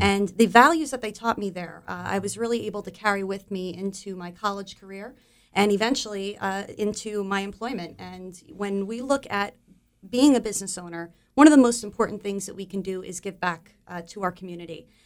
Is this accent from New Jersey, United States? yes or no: yes; Monmouth County, New Jersey, United States; I am a, uh, New Jersey native. Um, I was born and raised in Monmouth County